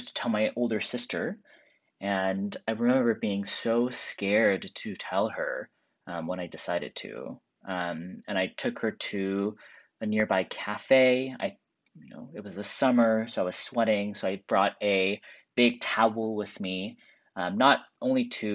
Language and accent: English; Seattle, Washington, United States; I grew up in Seattle, and I never came out public in high school